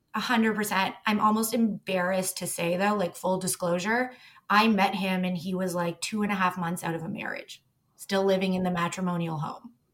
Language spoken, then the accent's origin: English; Toronto, Ontario, Canada; I grew up in Toronto